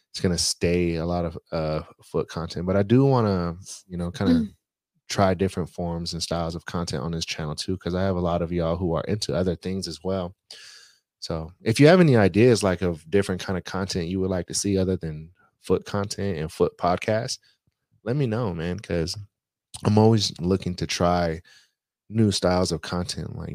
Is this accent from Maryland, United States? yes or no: yes; Baltimore, Maryland, United States; I am from Baltimore. Shout out Baltimore, by the way, man. Shout out to Baltimore.